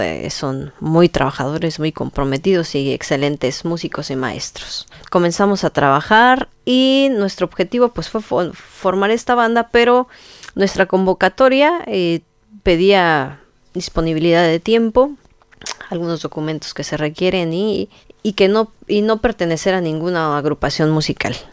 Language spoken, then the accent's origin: Spanish; Tingambato, Michoacán, Mexico; yo soy de Tingambato